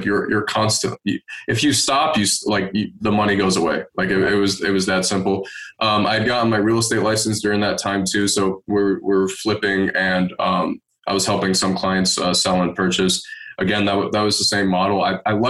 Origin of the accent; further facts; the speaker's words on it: Detroit, Michigan, United States; also born or lived in Asheville, North Carolina; I grew up in Detroit, Michigan, 7 Mile and Woodward over there. And then my parents like moved out when I was about like 9 or 10 to the suburbs of Detroit